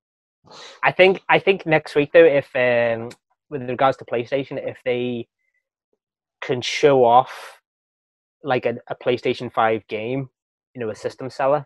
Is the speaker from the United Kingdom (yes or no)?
yes; Wales, United Kingdom; moved away; growing up in Wales